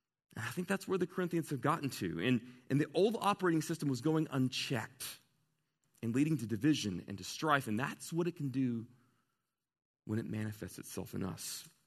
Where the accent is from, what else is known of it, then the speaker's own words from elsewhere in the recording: Southern United States, United States; I grew up wrestling with when I was in the Bible, you know, growing up in the Bible Belt, but I never said out loud.